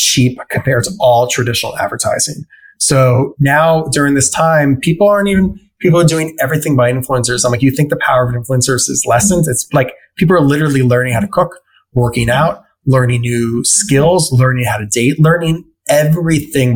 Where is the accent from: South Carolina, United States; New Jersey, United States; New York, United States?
New York, United States; Westchester; also born or lived in Brooklyn, New York City; I was born in Brooklyn at Park Slope, but then I moved to Westchester when I was 6. So I grew up in the suburbs outside of New York City.